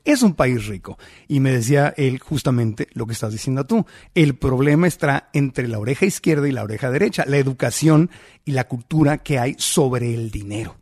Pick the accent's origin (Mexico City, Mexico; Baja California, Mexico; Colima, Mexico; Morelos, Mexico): Baja California, Mexico; Tijuana; Yo que nací en Tijuana, frontera con San Diego